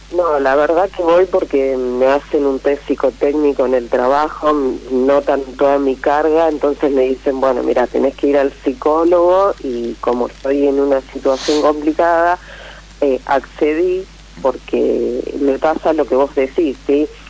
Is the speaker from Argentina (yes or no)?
yes; Pergamino, Buenos Aires Province, Argentina; volvemos al lugar a donde yo nací, que es Pergamino, no miento, a donde me crié, que es Pergamino